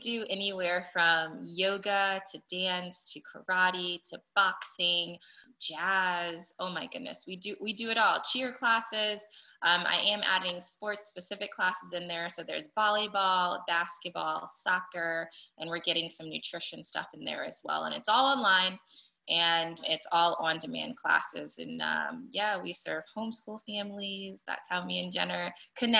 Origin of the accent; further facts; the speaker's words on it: Daytona Beach, Florida, United States; also born or lived in Buffalo, New York; I actually grew up in Daytona Beach / Ormond Beach, Florida